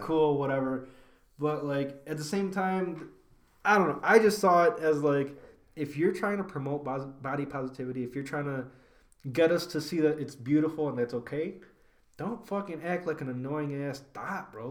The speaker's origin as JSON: {"language": "English", "town": "Elgin", "region": "Illinois", "country": "United States", "said": "We are both from Elgin"}